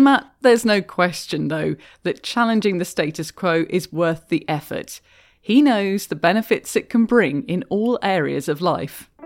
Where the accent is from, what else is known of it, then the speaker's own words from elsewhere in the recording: United Kingdom; moved away as an adult; now in Canada; As a Brit who's been doing a lot more cycling in Canada than I did in my home country